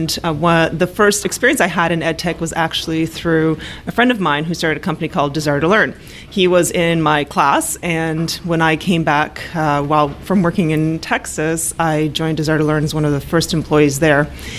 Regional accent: Canada; also born or lived in Poland; now in Toronto, Canada; I was born in Poland and moved to Canada in the early 80s when Poland was still a communist country as a young child.

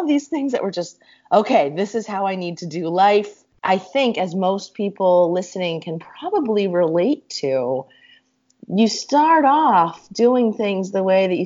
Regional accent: Susquehanna County, Pennsylvania, United States; moved away as an adult; Susquehanna County, Pennsylvania, rural as ever, small town, trailer park. Growing up with a mom

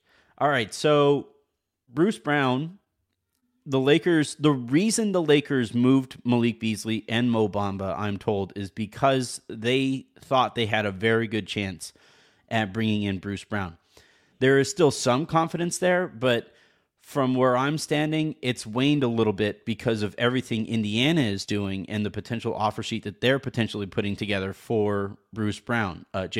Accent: Lisbon, Portugal; English is a second language; I'm from Lisbon, Portugal.

